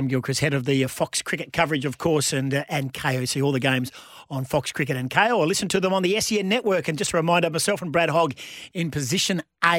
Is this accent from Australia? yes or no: yes; Australia; I'm Australian. I'm proud.